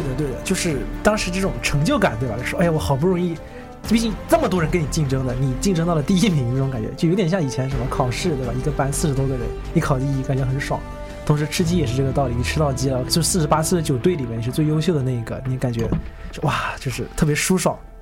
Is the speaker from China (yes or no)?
yes; Shenzhen, Guangdong, China; 我是深圳人